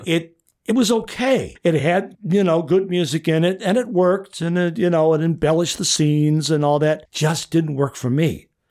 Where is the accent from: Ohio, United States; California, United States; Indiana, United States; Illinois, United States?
Illinois, United States; Chicago; moved away as an adult; now in The Villages, United States; I grew up in Chicago, sort of in the shadow of Wrigley Field